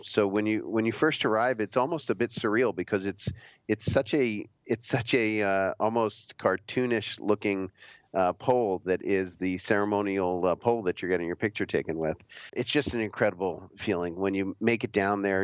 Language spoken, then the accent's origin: English; outside of Philadelphia, Pennsylvania, United States; I grew up mostly outside of Philadelphia